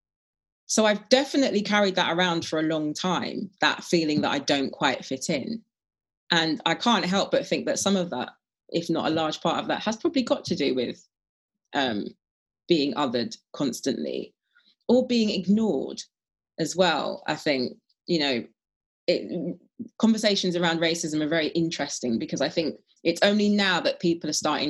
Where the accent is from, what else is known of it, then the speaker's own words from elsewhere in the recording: London, United Kingdom; I grew up in Brent, which is one of the most diverse, if not the most diverse borough. It certainly was in the 70s and 80s anyway, in London